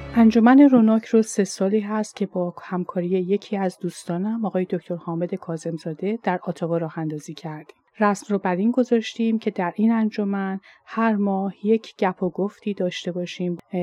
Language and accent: Persian; Iran; first language Persian; moved away as an adult; now in Canada; منی که در ایران بزرگ شدم